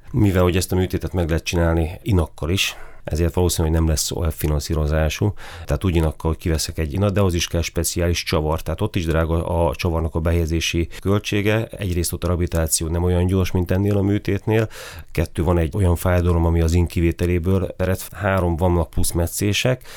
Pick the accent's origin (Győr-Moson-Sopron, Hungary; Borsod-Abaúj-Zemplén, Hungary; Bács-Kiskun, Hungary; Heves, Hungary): Borsod-Abaúj-Zemplén, Hungary; Miskolc; also born or lived in Kisvárda area, Szabolcs-Szatmár-Bereg / Budapest; én 1975-ben születtem Kisvárdán. Ott nagyon-nagyon kevés időt töltöttünk, tehát maximum egy évet, és nem is Kisvárda, a Kisvárda melletti faluban. Utána költözött a család Miskolcra, én azóta itt élek